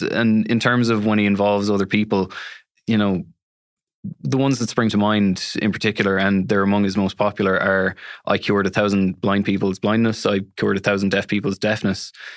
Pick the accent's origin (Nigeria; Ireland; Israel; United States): Ireland; Galway, Connacht; I'm from Galway City